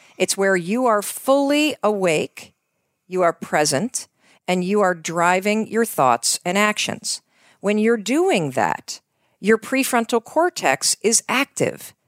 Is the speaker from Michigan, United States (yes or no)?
yes; North Muskegon, Michigan, United States; moved away as an adult; also born or lived in New York / Boston; So I grew up in Western Michigan